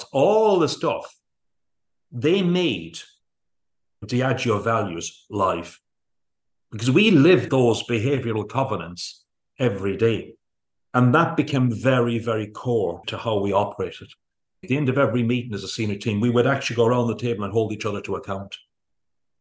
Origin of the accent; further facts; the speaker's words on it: Kerry, Munster, Ireland; we grew up in Kerry in a rural organized parts of the world